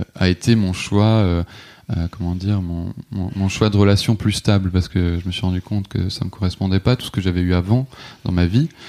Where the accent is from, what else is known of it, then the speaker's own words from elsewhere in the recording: Alsace, Grand Est, France; also born or lived in south of France; j'ai grandi en Alsace